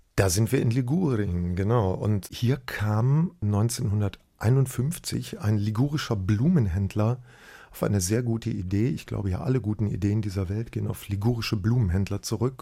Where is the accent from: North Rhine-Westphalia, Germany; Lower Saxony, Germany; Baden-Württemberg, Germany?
North Rhine-Westphalia, Germany; Bergisch Gladbach; bei uns daheim in Bergisch Gladbach